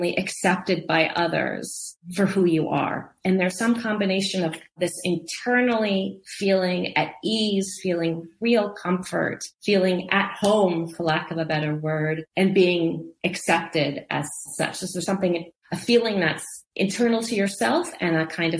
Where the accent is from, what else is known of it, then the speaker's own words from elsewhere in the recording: Lincoln, Nebraska, United States; moved away as an adult; also born or lived in Oak Park, Illinois; I was born in Oak Park, a due west suburb of Chicago. My parents met in Chicago. My dad was a lifelong Chicagoan. So I was born in Oak Park and lived there until I was 10. And then my family moved to Lincoln, Nebraska